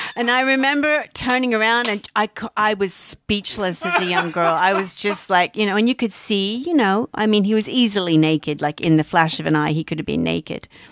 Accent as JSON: {"language": "English", "country": "Australia", "moved": "yes", "said": "being Australian"}